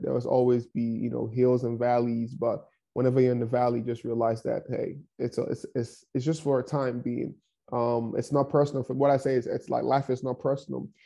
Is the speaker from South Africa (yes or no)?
no; Nigeria; English is a second language; moved away as an adult; now in Kansas City, United States; growing up in Nigeria, I grew up in one of the poorest towns in Nigeria.